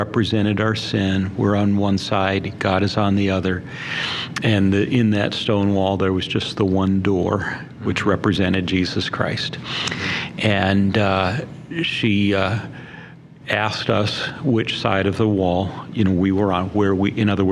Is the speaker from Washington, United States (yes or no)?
no; Barron, Wisconsin, United States; I was born and raised in Barron, Wisconsin